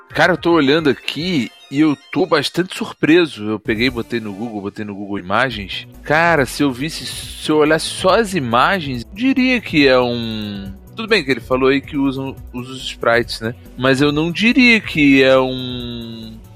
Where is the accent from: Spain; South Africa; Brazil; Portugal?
Brazil; Rio de Janeiro; E também sou do Rio